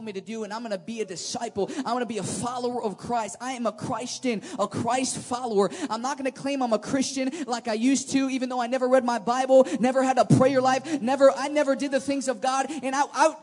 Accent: Chicago, Illinois, United States; I'm from Chicago, about a couple hours away from here.

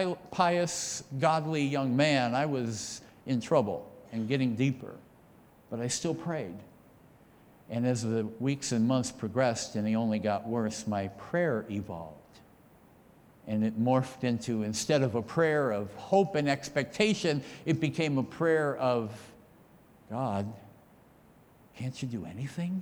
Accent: near Stevens Point, rural Wisconsin, United States; also born or lived in Austin, Wisconsin; I actually grew up just about 10 or 15 minutes up the road from right here, outside of a little town called Melador. And we were farmers there. And growing up in rural Wisconsin

